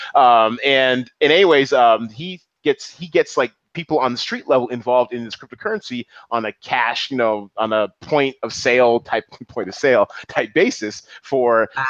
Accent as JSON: {"language": "English", "town": "Seattle", "region": "Washington", "country": "United States", "also_born_or_lived": "New York", "said": "I'm Seattle all day, every day. You know, I'm, I'm a son of the 206."}